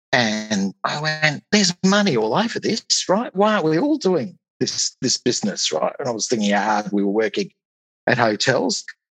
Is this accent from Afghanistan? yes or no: no; Australia; accent: Australian; moved away as an adult; now in United Kingdom; My accent probably gives that away, I would think. So yes, I'm an Australian in the UK, right? Well, maybe we'll start there. I've been in the UK now for a little over 10 years.